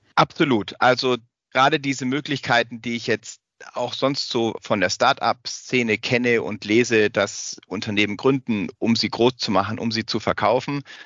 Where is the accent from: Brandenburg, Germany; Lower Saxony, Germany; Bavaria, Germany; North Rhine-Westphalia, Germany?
Bavaria, Germany; Augsburg; also born or lived in Freiburg; ich bin in Augsburg aufgewachsen